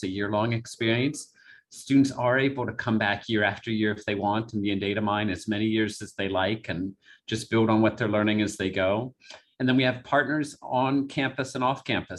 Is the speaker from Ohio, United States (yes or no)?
yes; Southwestern Ohio, United States; moved away as an adult; now in Lafayette, United States; I'm from Southwestern Ohio originally.